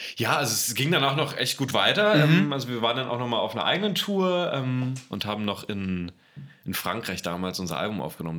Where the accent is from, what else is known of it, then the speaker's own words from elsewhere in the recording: Berlin, Germany; in die Vorstadt von Berlin, äh, nach Berlin-Spandau, da bin ich aufgewachsen